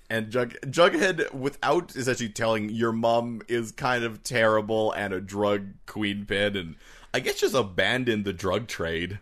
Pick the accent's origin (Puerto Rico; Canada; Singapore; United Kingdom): Canada; us being Canadian